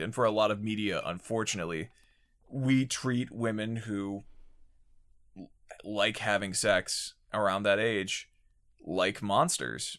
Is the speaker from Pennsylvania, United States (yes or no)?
yes; Pennsylvania, United States; my home state of Pennsylvania